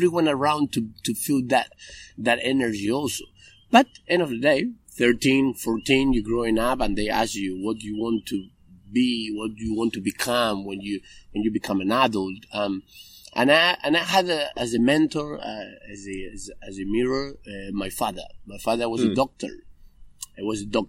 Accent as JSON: {"language": "English", "town": "Reconquista", "region": "Santa Fe", "country": "Argentina", "tie": "born or raised there", "also_born_or_lived": "Chile", "second_language": "English", "moved": "as an adult", "lives_now": "Australia", "said": "As a young kid who's growing up in Reconquista, which is a city"}